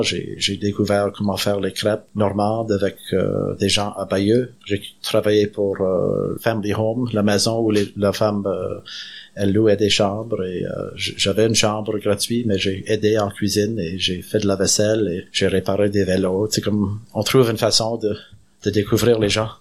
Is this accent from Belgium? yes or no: no; Canada; je suis fier d'être Acadien